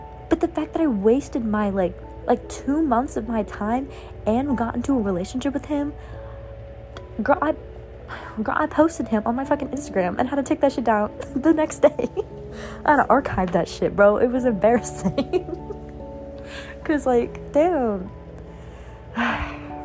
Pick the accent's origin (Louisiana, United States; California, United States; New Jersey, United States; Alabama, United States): Louisiana, United States; I'm from Louisiana